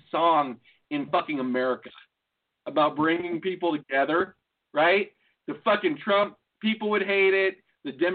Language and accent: English; near Notre Dame, Indiana, United States; also born or lived in Austin, Texas; where I grew up, well, where my dad grew up too, in Indiana, there used to be, like, it's close to Notre Dame